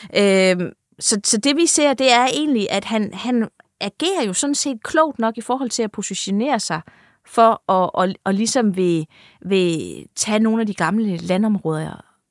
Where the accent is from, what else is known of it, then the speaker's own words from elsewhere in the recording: Funen, Southern Denmark, Denmark; now in Jutland, Denmark; nu er jeg jo Fynbo, der bor i Jylland